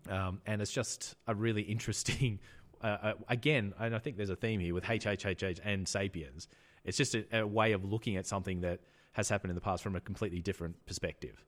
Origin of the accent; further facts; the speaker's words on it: Australia; I'm Australian